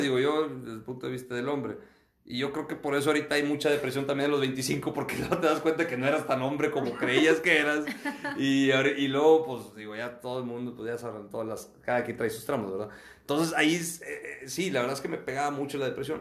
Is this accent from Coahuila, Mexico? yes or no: yes; Acuña, Coahuila, Mexico; now in Monterrey, Mexico; yo nací aquí en Monterrey, pero mi familia es de Acuña, crecí en Acuña, ambiente de rancho